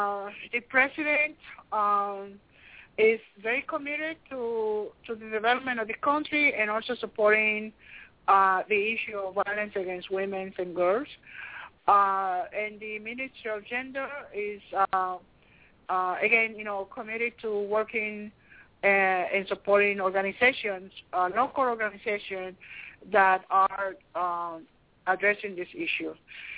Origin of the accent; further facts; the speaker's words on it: Liberia; We are, and I say we because for some reason I feel like, you know, I am from Liberia.